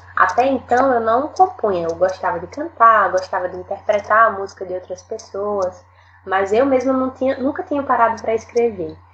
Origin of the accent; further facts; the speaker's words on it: Natal, Rio Grande do Norte, Brazil; eu sou do Rio Grande do Norte